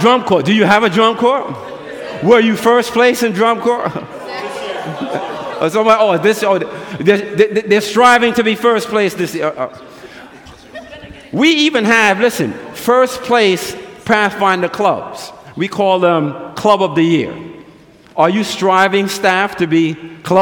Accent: New York City, New York, United States; moved away; I grew up in New York City

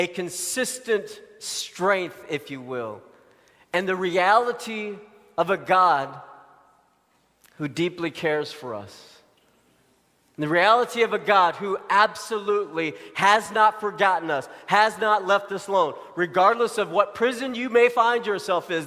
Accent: Arkansas, United States; moved away; I grew up in Arkansas

